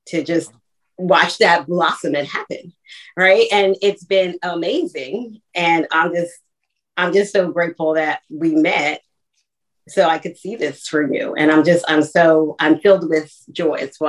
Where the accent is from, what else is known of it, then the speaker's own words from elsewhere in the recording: Philadelphia, Pennsylvania, United States; I'm from Philly